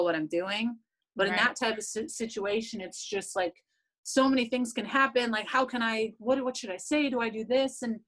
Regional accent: Canada; I'm still Canadian

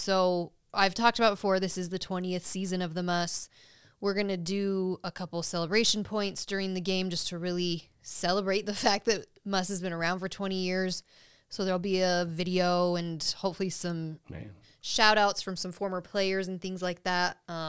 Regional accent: Utah, United States; accent: Utah; My Utah accent. Mountain Dew.

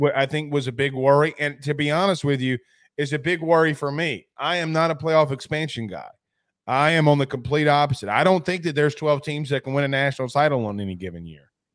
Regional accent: Deep South, United States; I'm from the Deep South

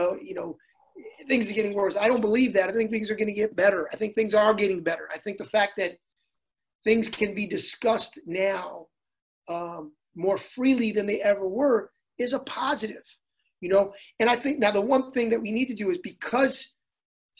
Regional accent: Hartford, Connecticut, United States; I grew up in a city, I grew up in Hartford, which was a very diverse city

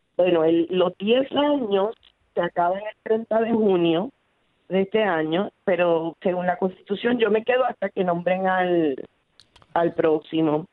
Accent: Puerto Rico; como puertorriqueño

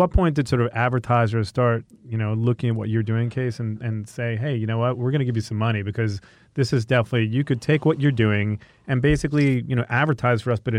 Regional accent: New York City, New York, United States; I'm from New York, so I know there's always shit in the way.

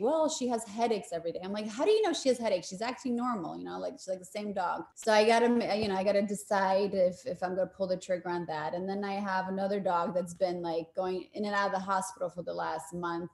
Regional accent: Poland; now in United States; I was born in Poland.

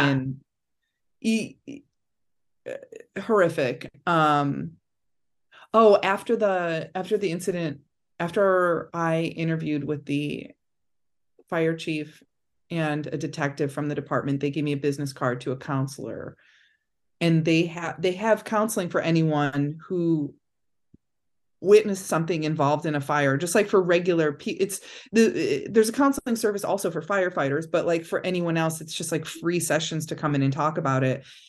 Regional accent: Cedar Lake, Indiana, United States; I grew up just, like, forty-five minutes out of downtown Chicago

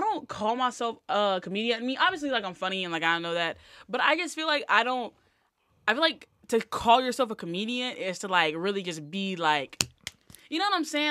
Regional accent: Selma, Alabama, United States; I was born in Selma.

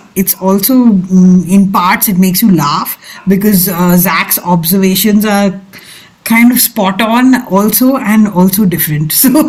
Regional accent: Mumbai, Maharashtra, India; my family is Nair. I had no idea that puttu, though, of course, I'm like a very bad, you know, ethnically a Malayali, but I grew up in Bombay.

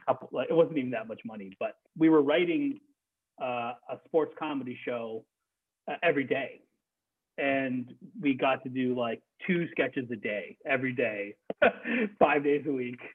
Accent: Canada; moved away as an adult; now in United States; I'm Canadian. So I started in Canada

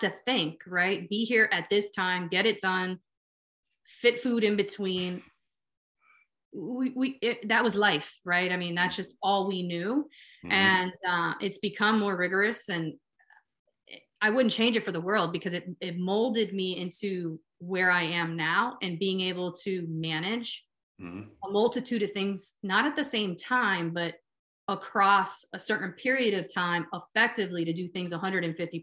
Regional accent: Miami, Florida, United States; moved away as an adult; also born or lived in Pittsburgh; I grew up born and raised in Miami, Florida

